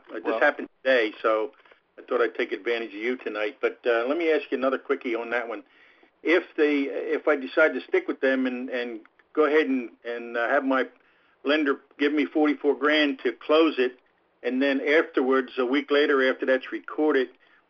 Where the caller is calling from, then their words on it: The Villages, Florida, United States; Ron, I'm in the Villages here in Florida.